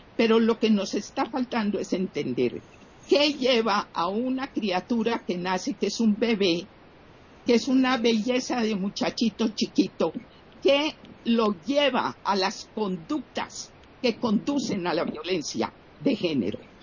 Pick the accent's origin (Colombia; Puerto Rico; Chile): Colombia; yo era una persona con el privilegio de ser de una situación socioeconómica privilegiada en mi país, Colombia